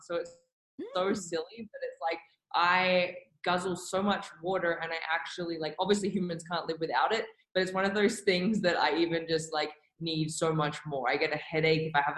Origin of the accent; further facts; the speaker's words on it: Melbourne, Victoria, Australia; moved away as an adult; also born or lived in New York; now in Calgary, Canada; So originally I'm from Melbourne. That's where I grew up in Australia.